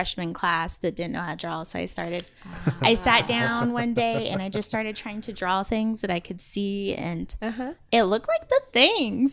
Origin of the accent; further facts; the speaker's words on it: Wichita, Kansas, United States; I am here from Wichita, Kansas, and have been my whole life